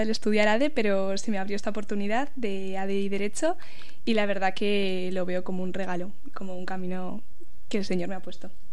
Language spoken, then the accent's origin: Spanish; Vitoria-Gasteiz, Basque Country, Spain; now in Pamplona, Spain; venimos de Vitoria